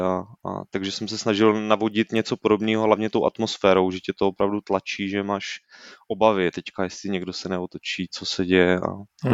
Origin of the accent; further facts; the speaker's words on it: Brno, South Moravian Region, Czechia; já jsem z Brna, nejsem ze Slezska